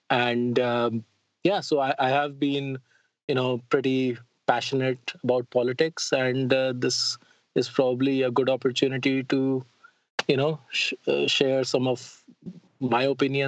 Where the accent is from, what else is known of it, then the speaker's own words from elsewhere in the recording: Delhi, India; moved away as an adult; now in United States; as you already mentioned. I am originally from India. I grew up in the old walled city of Delhi, and I moved here. Well, not I came to US for studies when I was 19